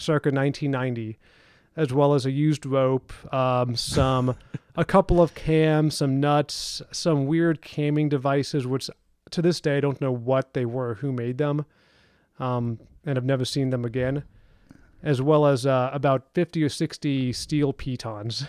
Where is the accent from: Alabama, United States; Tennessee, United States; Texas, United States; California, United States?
Texas, United States; Houston; also born or lived in Austin, Texas; I grew up in Texas, ended high school in Houston